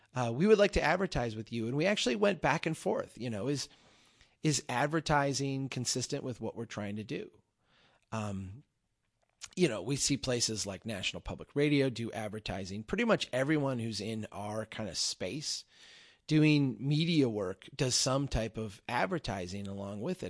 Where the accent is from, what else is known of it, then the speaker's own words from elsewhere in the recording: Brainerd, Minnesota, United States; I gave a talk here in my hometown. Uh, we had Brainerd History Week